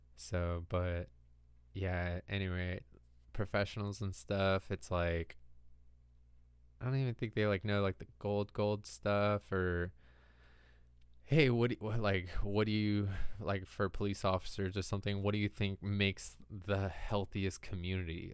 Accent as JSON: {"language": "English", "region": "California", "country": "United States", "tie": "born or raised there", "said": "growing up in California"}